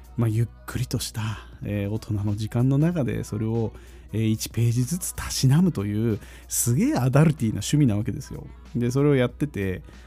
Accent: Tokyo, Japan; いや東京なんですよ

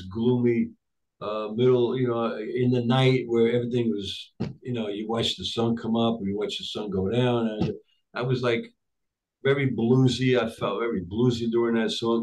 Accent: United States; English is a second language; also born or lived in Tripoli, Libya / Rome, Italy; I came to the United States when I was 7.5 years old.

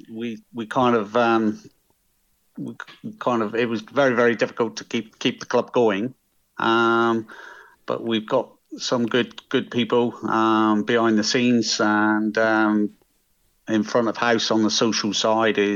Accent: Millbrook, South West England, United Kingdom; I'm originally from Millbrook

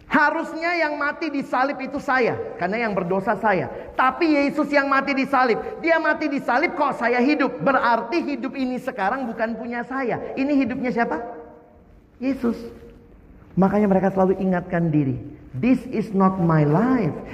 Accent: Eastern Indonesia, Indonesia; Saya lahir besar di Indonesia Timur.

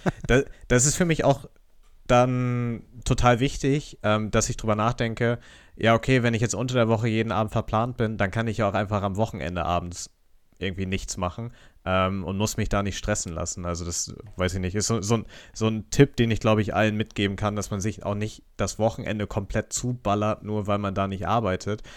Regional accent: Northern Germany, Germany; als Norddeutscher

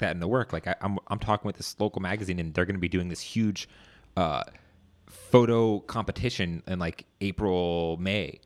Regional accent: Northern Virginia, United States; I'm from Northern Virginia. Grew up in this area.

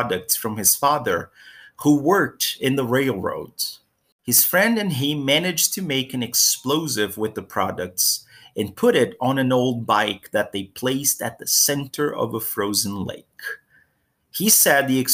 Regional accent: Brazil; my hometown in Brazil

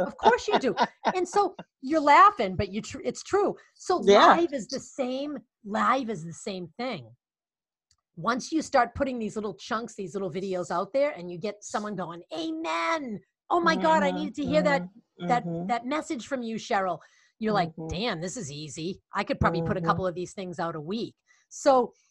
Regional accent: Boston, Massachusetts, United States; accent: Boston; my Boston accent

